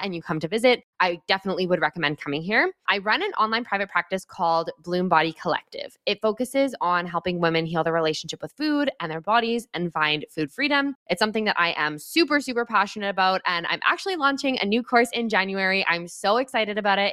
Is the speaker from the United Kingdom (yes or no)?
no; Edmonton, Alberta, Canada; moved away as an adult; now in British Columbia, Canada; I grew up in Edmonton, Alberta, in Canada. I did all my schooling there through to the end of university